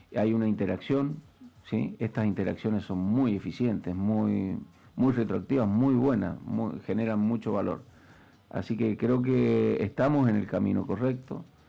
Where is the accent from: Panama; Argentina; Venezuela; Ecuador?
Argentina